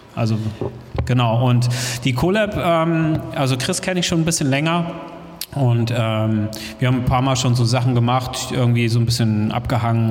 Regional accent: Hamburg, Germany; moved away; Ich komme aus Hamburg ursprünglich

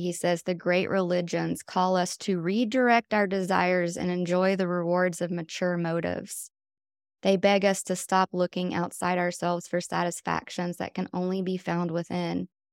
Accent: Wilkesboro, North Carolina, United States; now in Swannanoa, United States; I grew up on Wilkes-Barre, which is a couple hours away from here in North Carolina, and it's a very conservative, small town.

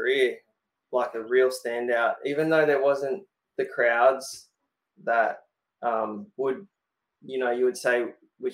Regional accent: Australia

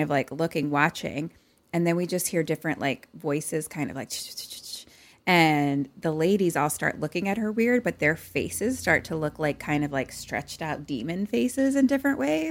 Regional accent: Philadelphia, Pennsylvania, United States; accent: Philly

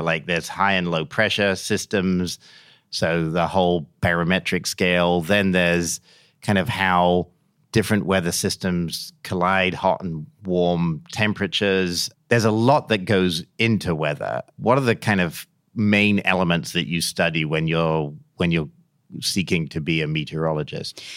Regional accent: England, United Kingdom; moved away; I grew up in England

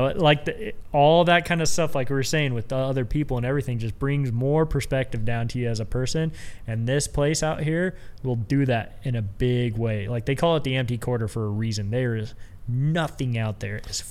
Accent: United States; Where are you from? And I say, USA.

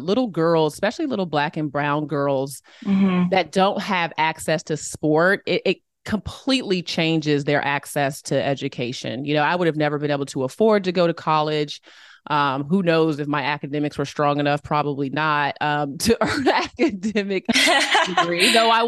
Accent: Boston, Massachusetts, United States; born there; I was born in Boston. My parents were obsessed with Harvard.

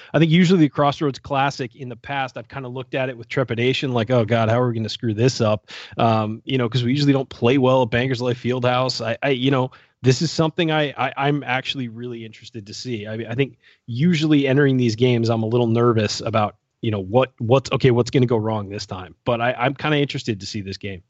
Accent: California, United States; moved away; also born or lived in Indiana / Milwaukee; I grew up in California.

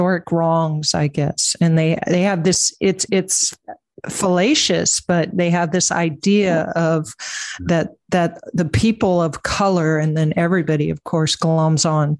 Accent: the Valley, California, United States; I grew up in the Valley, in the 70s and 80s

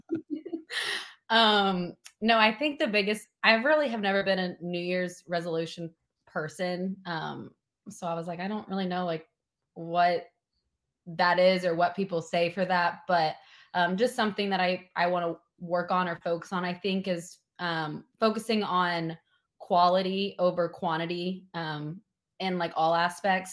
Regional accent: Tennessee, United States; I'm from Tennessee

